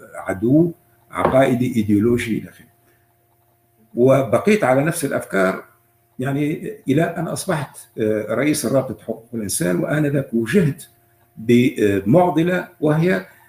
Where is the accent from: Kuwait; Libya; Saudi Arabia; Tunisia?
Tunisia; موجودين عندنا في تونس